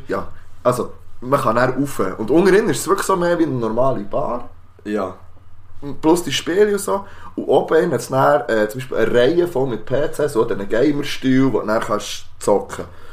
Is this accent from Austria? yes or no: no; Switzerland; Wir sind aus der Schweiz